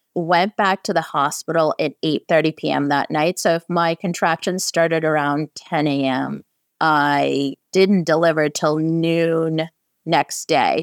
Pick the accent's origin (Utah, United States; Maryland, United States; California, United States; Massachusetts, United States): California, United States; San Francisco; I'm from San Francisco